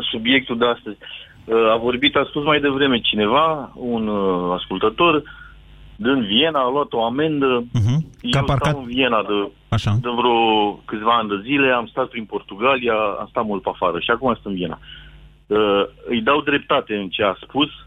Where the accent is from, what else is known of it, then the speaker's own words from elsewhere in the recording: Timișoara, Timiș County, Romania; now in Vienna, Austria; Sunt din Timișoara, Așa. am casă lângă Timișoara